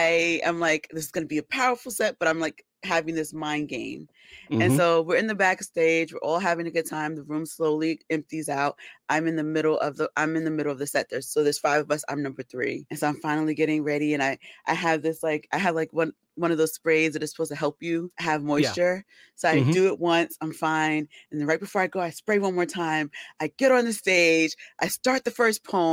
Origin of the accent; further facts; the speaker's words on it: New York City, New York, United States; I'm actually from the Bronx.